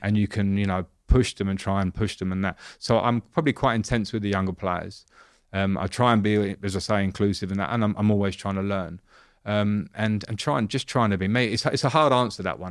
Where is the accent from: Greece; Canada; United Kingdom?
United Kingdom; England; as an English ex-player